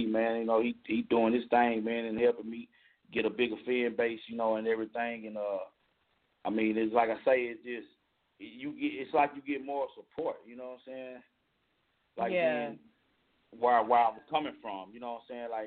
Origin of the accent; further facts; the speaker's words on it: Paris, Île-de-France, France; English is a second language; also born or lived in Dallas; now in United States; I'm from Paris, you know, like, but my last ten years, like, I was living in Dallas, Texas.